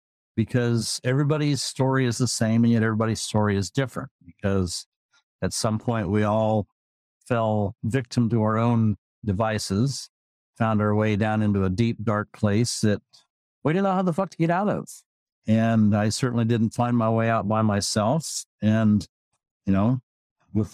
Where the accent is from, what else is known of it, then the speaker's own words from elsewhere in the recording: South English, Iowa, United States; also born or lived in Sigourney, Iowa / Tacoma, Washington / Gig Harbor, Washington; now in Everett, United States; typical Iowa farm boy